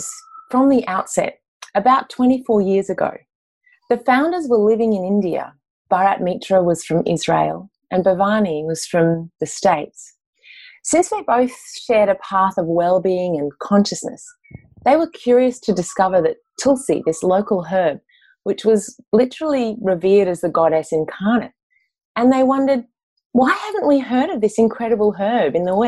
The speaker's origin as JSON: {"language": "English", "town": "Mullumbimby", "region": "New South Wales", "country": "Australia", "tie": "born or raised there", "said": "I was managing a detox centre in my hometown, Mullumbimby, in the Northern Rivers of New South Wales"}